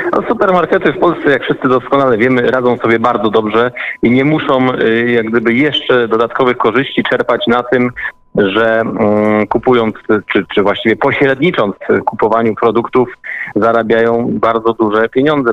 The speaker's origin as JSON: {"language": "Polish", "area": "Podbeskidzie", "region": "Silesian Voivodeship", "country": "Poland", "said": "ja akurat pochodzę, pochodzę z Podbeskidzia"}